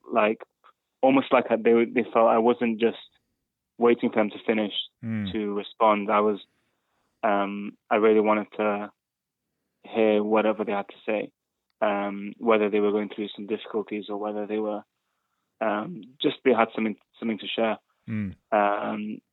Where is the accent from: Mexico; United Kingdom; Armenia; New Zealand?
United Kingdom; Manchester, North West England; first language English; moved away as an adult; also born or lived in Spain; now in Bristol, United Kingdom; I did 1 year back in my hometown in Manchester.